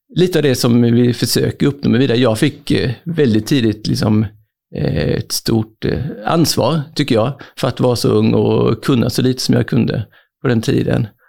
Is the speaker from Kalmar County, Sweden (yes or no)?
no; Växjö, Kronoberg County, Sweden; also born or lived in Malmö / Germany / France / Canada; jag är faktiskt född i Malmö Eh, men uppväxt i Växjö